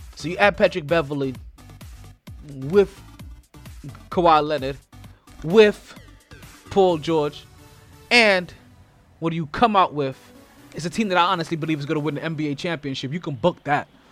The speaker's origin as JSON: {"language": "English", "country": "Jamaica", "said": "I'm Jamaican"}